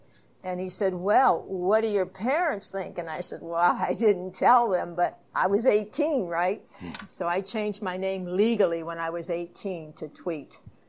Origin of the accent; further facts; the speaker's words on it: Ohio, United States; I grew up in Ohio in Buckeye State.